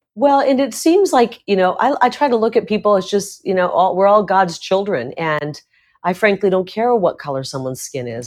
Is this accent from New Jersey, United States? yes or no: no; Iowa, United States; now in Arizona, United States; I grew up in Iowa, part of my childhood in rural Iowa